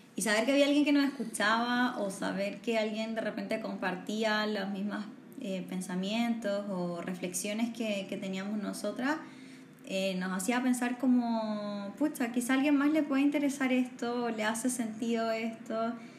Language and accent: Spanish; northern Chile, Chile; moved away as an adult; now in Santiago, Chile; soy del norte de Chile, criada en el norte de Chile y ya llevo gran parte de, de mi adultez en Santiago